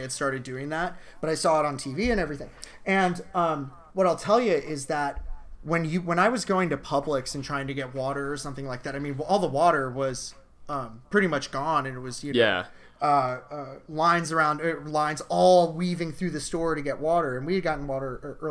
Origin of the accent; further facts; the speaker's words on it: Florida, United States; we're all from Florida